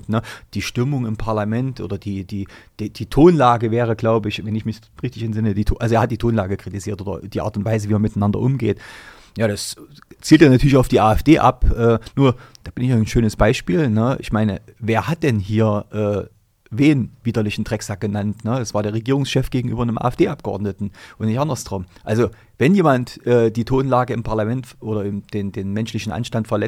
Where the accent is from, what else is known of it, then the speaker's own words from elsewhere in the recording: East Germany, Germany; Also klar ist die Sache bei uns im Osten entstanden.